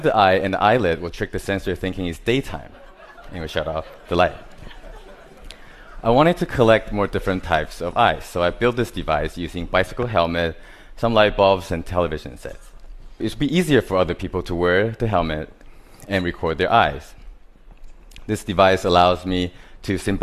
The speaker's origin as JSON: {"language": "English", "country": "Taiwan", "tie": "born or raised there", "said": "I was born in Taiwan"}